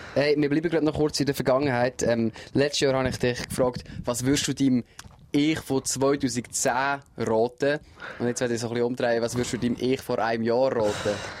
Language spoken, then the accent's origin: German; Switzerland; bei uns in der Schweiz